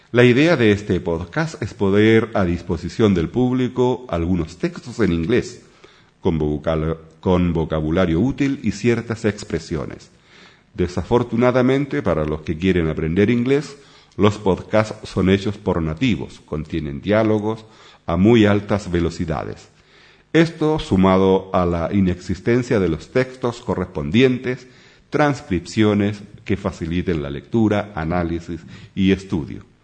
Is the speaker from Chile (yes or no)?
yes; Chile; now in Sweden; soy chileno, vivo en Suecia, hace ya por más de 20 años la patria es la patria